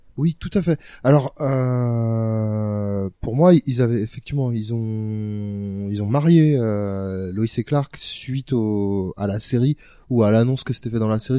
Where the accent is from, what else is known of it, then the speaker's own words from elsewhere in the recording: France; la plupart des gamins français